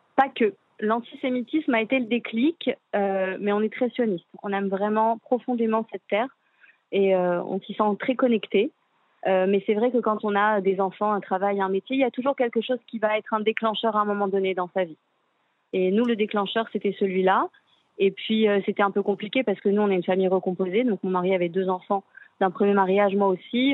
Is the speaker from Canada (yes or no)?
no; France; moved away as an adult; now in Israel; On est français